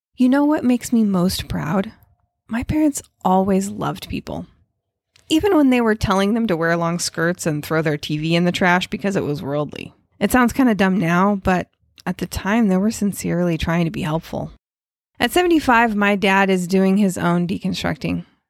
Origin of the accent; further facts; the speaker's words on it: West Coast, United States; I grew up on the West Coast